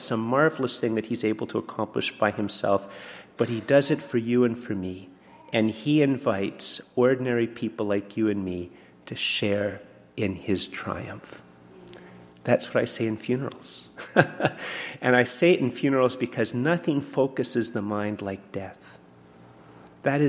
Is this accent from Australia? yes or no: no; Canada; I'm very Canadian